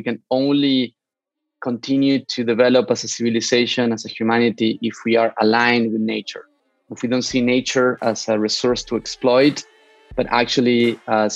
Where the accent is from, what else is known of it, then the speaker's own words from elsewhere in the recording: San Miguel de Tucumán, Tucumán, Argentina; moved away; also born or lived in Barcelona / New York City / Mountain View / Hong Kong; I am originally from Argentina, not from Buenos Aires. I'm from Tucumán, which is in the north of Argentina.